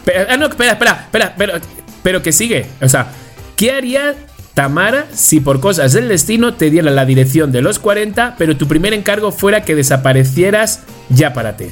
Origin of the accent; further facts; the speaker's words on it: Spain; now in Mexico; yo soy español